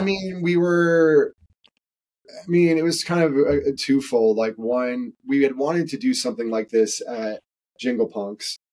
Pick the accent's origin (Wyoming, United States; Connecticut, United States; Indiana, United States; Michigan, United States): Connecticut, United States; I grew up in Connecticut